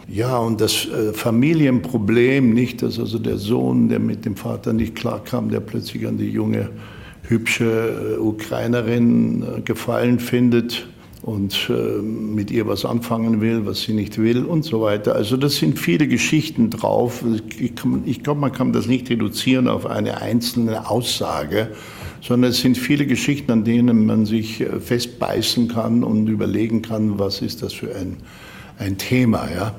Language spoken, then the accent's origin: German; Germany; als Deutscher